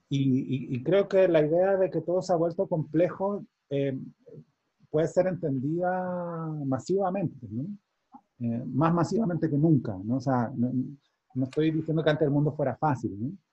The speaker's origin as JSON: {"language": "Spanish", "country": "Chile", "moved": "yes", "said": "yo lo veo como un chileno viviendo fuera, para informarme sobre Chile"}